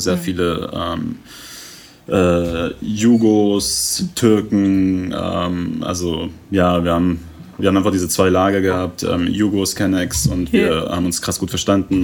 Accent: Vienna, Austria; also born or lived in Iran / England; now in Germany; die Zeit in Wien, Kindergarten

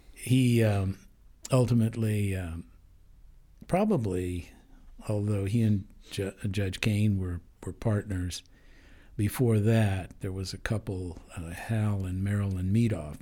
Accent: Denver, Colorado, United States; also born or lived in East Orange, New Jersey; I grew up in Denver. Um, I was conceived in Colorado. I was born in New Jersey.

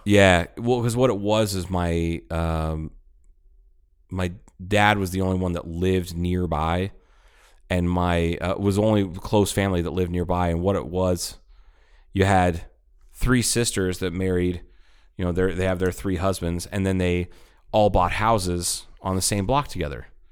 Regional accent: Ohio, United States; also born or lived in Tucson, Arizona; It was right after we moved from Tucson to Ohio

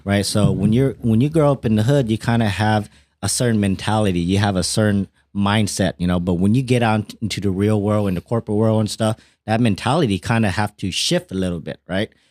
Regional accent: Fresno, California, United States; I'm from Fresno

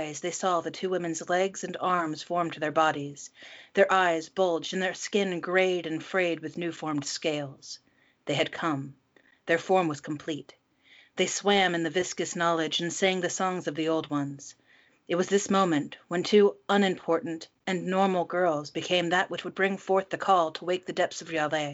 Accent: United States; I'm the American hostess

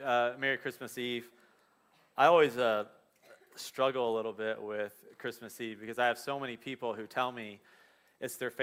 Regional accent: Dayton and Cincinnati area, Ohio, United States; We grew up in the Dayton and Cincinnati area

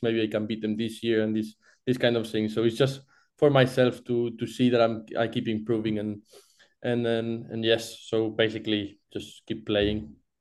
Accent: Barcelona, Catalonia, Spain; English is a second language; moved away; I'm from Barcelona originally.

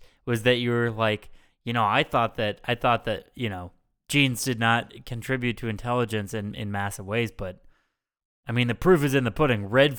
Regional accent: New York, United States; I grew up on the Upper West Side of Manhattan. I don't got to worry about no cops.

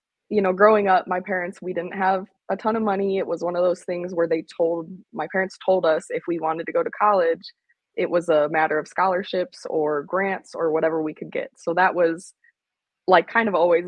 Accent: Northern Illinois, United States; moved away as an adult; also born or lived in Laramie, Wyoming; I'm originally from Northern Illinois, but I left home at 19, and I haven't really been back since.

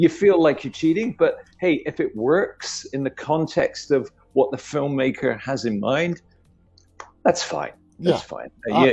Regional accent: United Kingdom; I grew up in Britain in the 60s.

